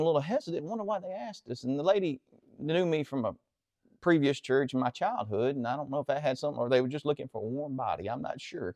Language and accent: English; Central Mississippi, United States; I grew up here just behind Antioch in the woods